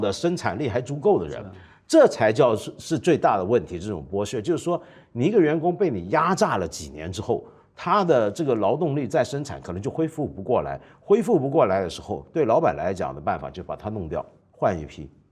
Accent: Hong Kong; 我那时候作为香港人，我到内地

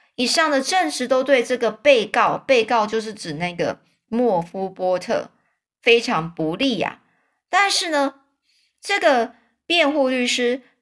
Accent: China; 如果就是类似像我们中国人一样，就是如果我说谎，我就被天打雷劈的意思一样

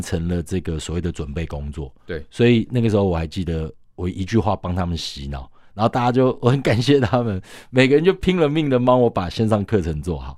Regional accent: Taiwan; 我们身为台湾人是很骄傲的一件事情

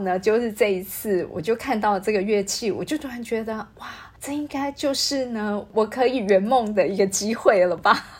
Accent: Taiwan; moved away as an adult; now in Kuching, Malaysia; 毕竟我们是台湾人

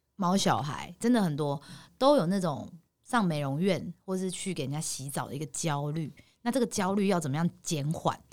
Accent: Taipei, Taiwan; 我们每次的穿着到哪，人家都知道我们是台北人

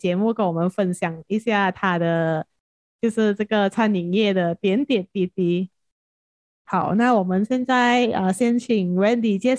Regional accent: Penang, Malaysia; base 在槟城，就是我们的家乡

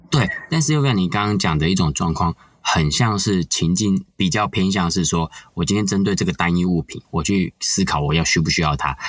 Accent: Taiwan; 我们台湾人可能共同的经验

